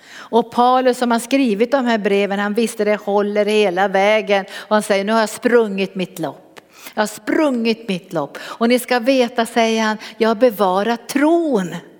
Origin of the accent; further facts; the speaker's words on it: Norrbotten County, Sweden; Jag kom från Norrbotten